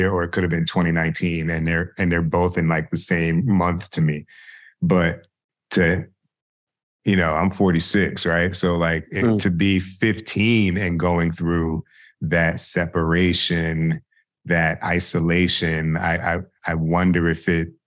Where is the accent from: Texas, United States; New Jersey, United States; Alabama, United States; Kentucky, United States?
New Jersey, United States; South Orange; I'm from South Orange. I grew up there K through 12